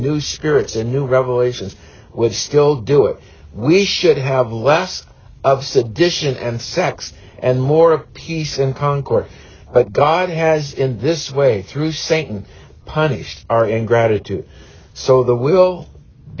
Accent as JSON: {"language": "English", "country": "United States", "said": "we as Americans"}